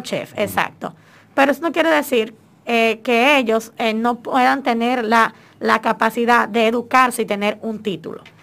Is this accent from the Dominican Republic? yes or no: yes; Dominican Republic; cómo somos los dominicanos